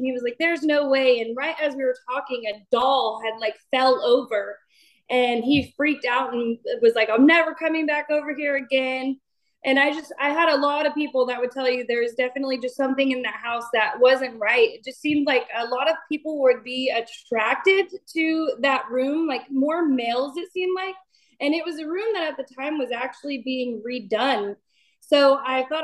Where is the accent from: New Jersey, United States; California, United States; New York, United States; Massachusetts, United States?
California, United States; Esparto; also born or lived in Knights Landing, California; now in Citrus Heights, United States; I'm originally from Esparto, California, and I had moved to Nice Landing, California, and then I just moved to Citrus Heights